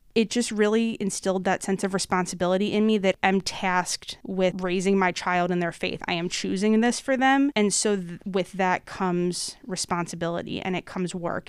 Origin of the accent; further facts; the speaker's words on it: North Wales, Pennsylvania, United States; I am originally from, uh, the Montgomery County area, growing up in North Wales in, uh, Mary Mother the Redeemer Parish